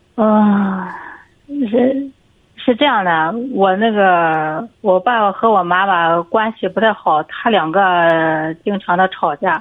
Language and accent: Chinese; Jinan, Shandong, China; 我是济南的